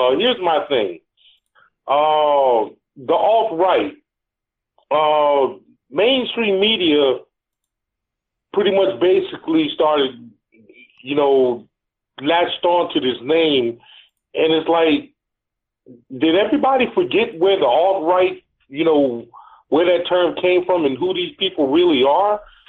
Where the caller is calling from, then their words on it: Atlanta, Georgia, United States; This is … from Atlanta.